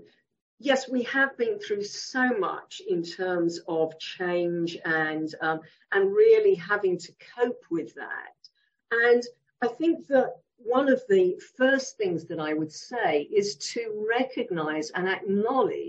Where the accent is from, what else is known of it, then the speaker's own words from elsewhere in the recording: Leigh-on-Sea, East of England, United Kingdom; also born or lived in Warwick; I was born in Lee-on-Sea in Essex